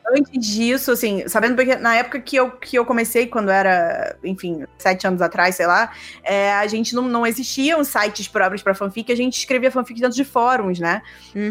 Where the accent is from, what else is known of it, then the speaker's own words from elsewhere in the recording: Rio de Janeiro, Brazil; also born or lived in Alto Paraíso de Goiás, Goiás; now in São Paulo, Brazil; Sou carioca, sou carioca. Hoje eu moro em São Paulo, já faz uns quatro anos. É, mas eu sou do Rio de Janeiro